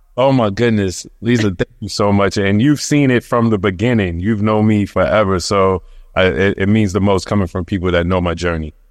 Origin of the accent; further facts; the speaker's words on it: New York City, New York, United States; moved away as an adult; now in Queens, United States; I'm from Brooklyn, um, in particular, linking between Washington and Underhill